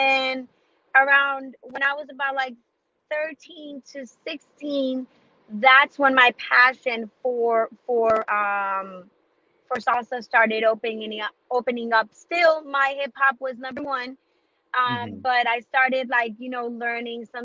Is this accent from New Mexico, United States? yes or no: no; New York, United States; also born or lived in Los Angeles / Colombia; I was raised in New York, and that's where my accent comes from